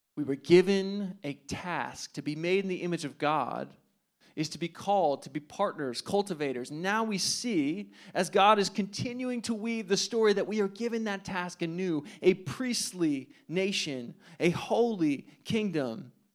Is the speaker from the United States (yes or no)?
yes; New Jersey, United States; I'm from New Jersey